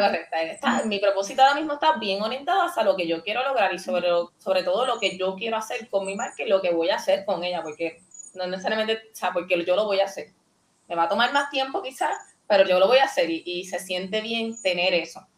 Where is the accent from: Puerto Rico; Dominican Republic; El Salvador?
Puerto Rico; Yo, yo me siento bien boricua, bien puertorriqueña